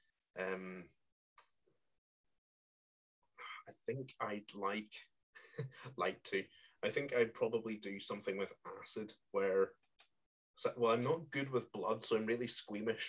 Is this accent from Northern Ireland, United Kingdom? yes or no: yes; Coleraine, Northern Ireland, United Kingdom; now in Marple, United Kingdom; my hometown of Coleraine in Northern Ireland